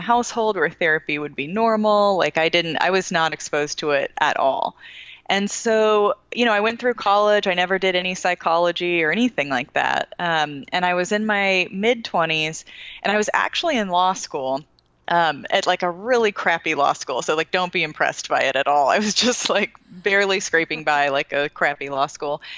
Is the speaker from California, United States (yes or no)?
yes; San Francisco Bay Area, California, United States; now in Charlotte, United States; Right now, I live in Charlotte, North Carolina, but I am actually from the San Francisco Bay Area